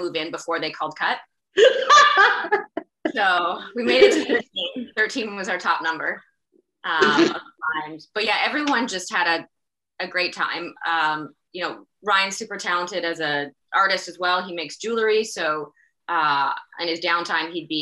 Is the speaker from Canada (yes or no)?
yes; Canada; being Canadian